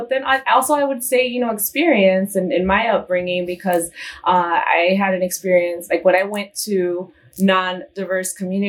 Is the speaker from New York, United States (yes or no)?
no; East Chicago, Indiana, United States; moved away as an adult; also born or lived in Houston / Phoenix; now in Chicago, United States; I was born and raised in East Chicago, Indiana.